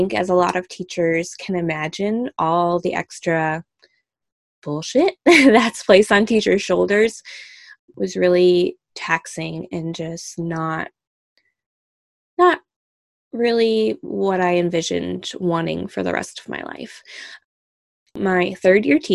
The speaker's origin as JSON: {"language": "English", "region": "Michigan", "country": "United States", "moved": "yes", "said": "I am originally from Michigan, Michigander at heart"}